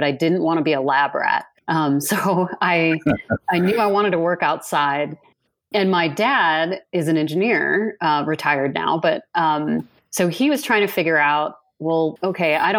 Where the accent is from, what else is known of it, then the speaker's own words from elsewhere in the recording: Iowa, United States; growing up in Iowa